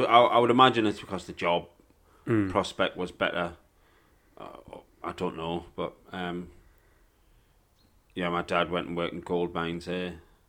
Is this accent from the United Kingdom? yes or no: yes; York, Yorkshire and the Humber, United Kingdom; born there; also born or lived in South Africa; Well, I wasn't born there. I was born in York, but, you know.